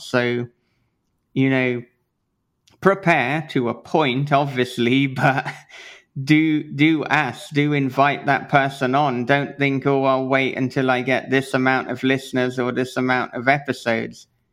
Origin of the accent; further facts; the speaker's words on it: United Kingdom; being British